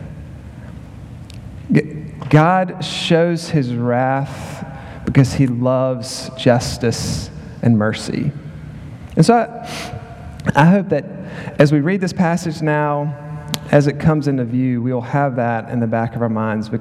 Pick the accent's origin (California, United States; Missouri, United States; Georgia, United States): Georgia, United States; Macon; moved away as an adult; also born or lived in Philadelphia, Pennsylvania / Clarksville, Tennessee; now in Arkansas, United States; I'm from Macon, Georgia